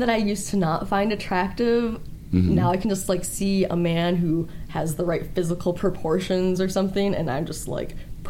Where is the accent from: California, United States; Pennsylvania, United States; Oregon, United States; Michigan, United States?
Michigan, United States; Saginaw; moved away; I grew up in Michigan. Oh, okay. Yeah, in Saginaw, Michigan.